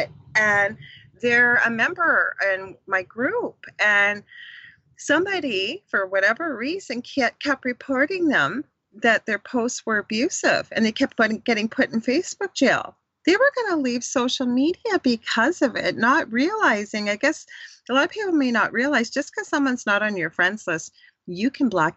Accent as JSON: {"language": "English", "country": "Canada", "said": "I'm from Canada"}